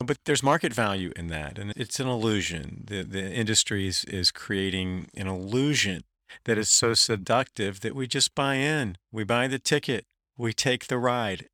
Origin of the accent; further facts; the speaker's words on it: Durham, North Carolina, United States; I grew up in Durham